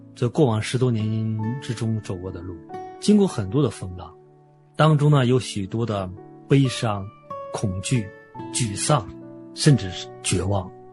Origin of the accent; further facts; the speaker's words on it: an island near Dalian, Liaoning, China; 我小时候是在海岛生活，坐船是我的家常便饭